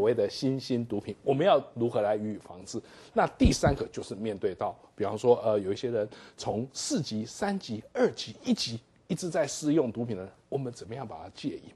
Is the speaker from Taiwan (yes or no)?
yes; Taiwan; 我们台湾人